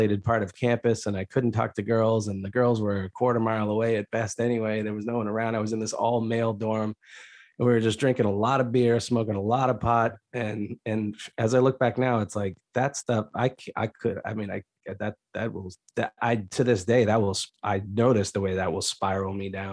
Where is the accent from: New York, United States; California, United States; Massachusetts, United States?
Massachusetts, United States; suburbs north of Boston; I grew up in a pretty cushy suburb section north of Boston